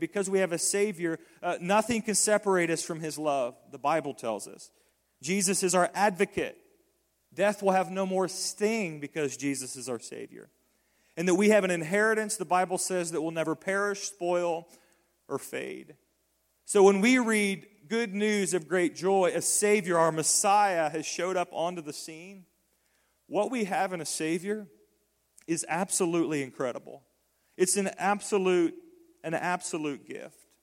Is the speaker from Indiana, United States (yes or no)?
yes; Decatur, Indiana, United States; born or raised there; moved away